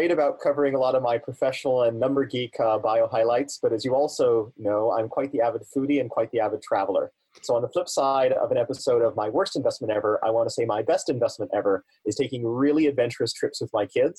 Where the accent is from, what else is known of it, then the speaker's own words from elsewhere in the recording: Germany; also born or lived in Italy; Well, as you know, I was born in Italy. I grew up on U.S. Army bases in Germany.